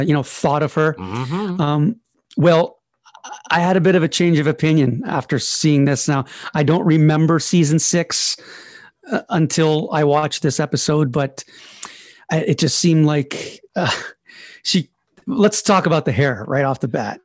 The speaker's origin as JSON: {"language": "English", "country": "Canada", "said": "I'm Canadian"}